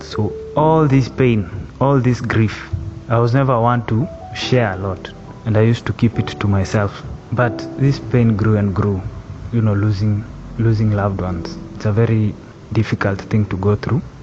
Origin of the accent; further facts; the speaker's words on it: Nakuru County, Kenya; also born or lived in Membli, near Ruiru; now in Ruiru, Kenya; I was born and raised in Nakuru County. That's where I grew up